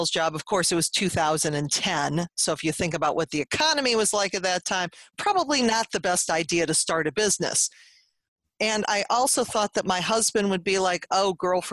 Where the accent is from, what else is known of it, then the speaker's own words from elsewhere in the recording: Cleveland, Ohio, United States; I'm from Cleveland, Ohio.